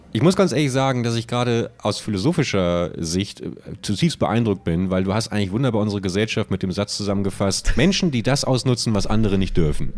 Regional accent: Buchholz in der Nordheide, Lower Saxony, Germany; moved away; in meiner alten Heimatstadt Buchholz

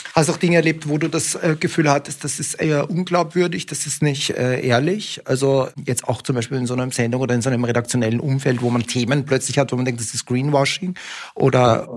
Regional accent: Austria; now in Germany; ich komme aus einem Land, aus Österreich ursprünglich

